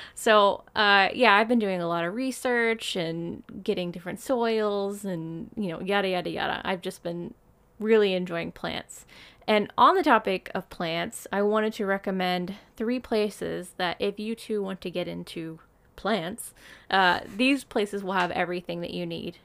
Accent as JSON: {"language": "English", "country": "United States", "moved": "yes", "lives_now": "Japan", "said": "I'm American."}